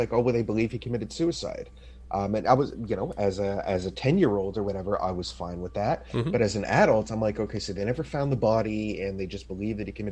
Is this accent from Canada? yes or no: yes; Montreal, Quebec, Canada; also born or lived in Vancouver area; now in Vancouver, Canada; I'm Jewish. I grew up grew up in Montreal